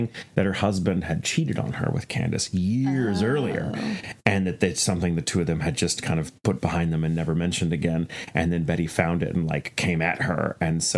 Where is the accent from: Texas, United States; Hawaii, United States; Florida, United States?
Texas, United States; my hometown because we were the county seat